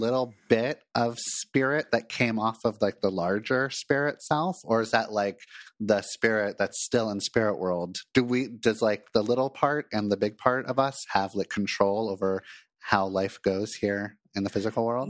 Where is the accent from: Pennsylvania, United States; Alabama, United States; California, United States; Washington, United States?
California, United States; Los Angeles; moved away as an adult; now in Portland, United States; moved from Los Angeles, where I grew up, to Portland